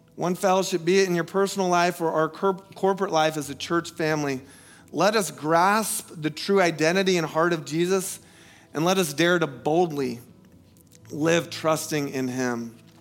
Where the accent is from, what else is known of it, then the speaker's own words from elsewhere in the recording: United States; moved away; where I grew up in Polk County, we don't have skyscrapers